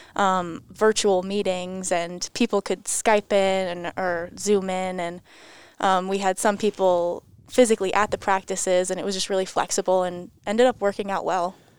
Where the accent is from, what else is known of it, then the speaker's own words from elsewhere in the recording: Enfield, Connecticut, United States; I'm from about an hour north up in Enfield, Connecticut. I went to Enfield High School